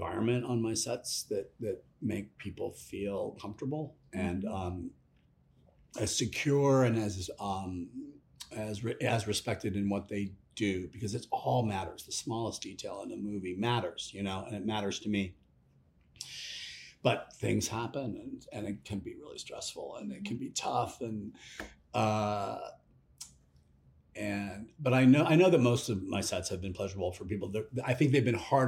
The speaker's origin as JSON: {"language": "English", "town": "Los Angeles", "region": "California", "country": "United States", "moved": "yes", "lives_now": "Portland, United States", "said": "I live in Portland, Oregon. I'm from Los Angeles"}